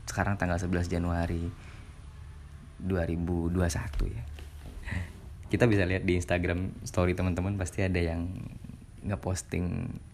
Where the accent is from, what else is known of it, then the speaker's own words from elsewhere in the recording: Ketapang, West Kalimantan, Indonesia; Yang bikin saya makin terasa adalah dalam pesawat tersebut ada penumpang dari kota saya, kota Ketapang gitu.